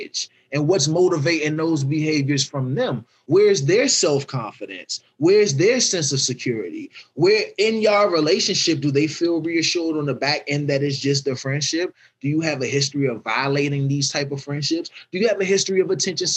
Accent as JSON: {"language": "English", "town": "Washington", "region": "District of Columbia", "country": "United States", "tie": "born or raised there", "said": "I'm from Southeast. Like, it's real handsy over there. Like, ain't much time to talk or nothing. It's reactionary. It's survivalistic. So that's the environment I grew up"}